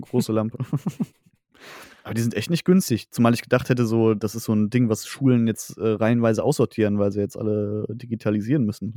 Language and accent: German; Sauerland / Ruhr area, North Rhine-Westphalia, Germany; born or raised there